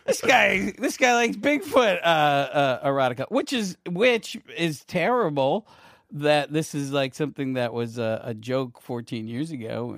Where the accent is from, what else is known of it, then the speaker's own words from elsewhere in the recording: Syracuse, New York, United States; I grew up in Syracuse, New York